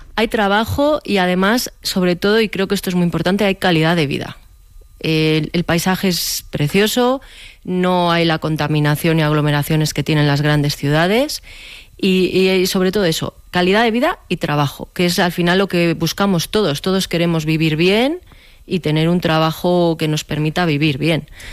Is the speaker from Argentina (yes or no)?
no; Guardo, Castile and León, Spain; moved away as an adult; now in Velilla del Río Carrión, Spain; yo soy de Guardo de siempre, pero actualmente vivo en velilla del Río Carrión